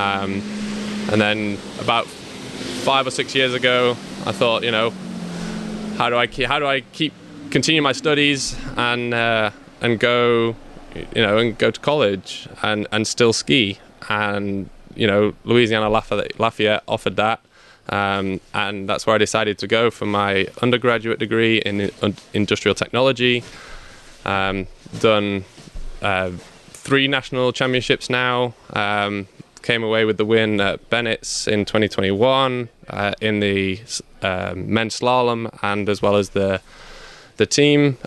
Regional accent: Bolton, North West England, United Kingdom; moved away; I'm from Bolton, England, and start skiing when I was 18 months old on the front of my dad's skis

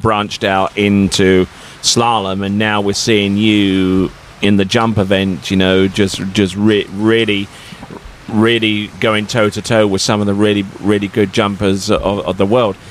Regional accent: Colchester, East of England, United Kingdom; my hometown in England called Colchester

